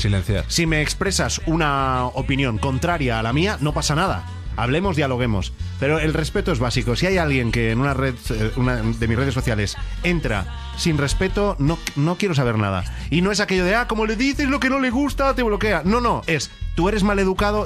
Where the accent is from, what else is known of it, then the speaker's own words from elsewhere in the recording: Mollet del Vallès, Catalonia, Spain; Radio Mollet, en mi pueblo